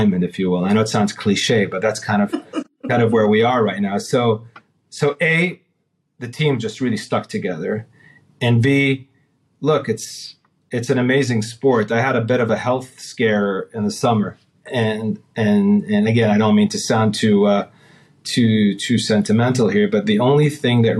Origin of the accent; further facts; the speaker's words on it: Saudi Arabia; also born or lived in California; I'm from Saudi.